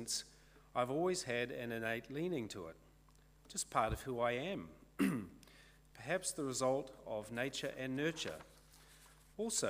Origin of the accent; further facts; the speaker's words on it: Kawakawa, Northland, New Zealand; now in Onerahi, New Zealand; I live in Onerahi but I'm from Kawakawa.